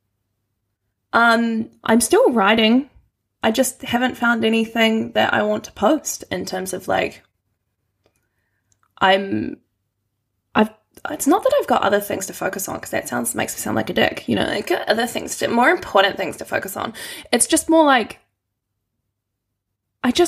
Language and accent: English; Christchurch, Canterbury, New Zealand; moved away as an adult; now in Wellington, New Zealand; Christchurch, my hometown